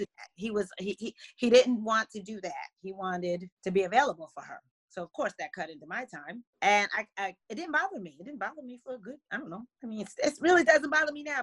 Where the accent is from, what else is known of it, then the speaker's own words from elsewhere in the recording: New Jersey, United States; now in Washington, D.C. area, United States; I'm originally from New Jersey